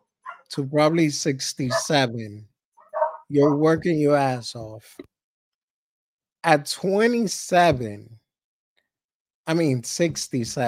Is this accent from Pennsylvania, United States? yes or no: no; New York City, New York, United States; we grew up in Harlem.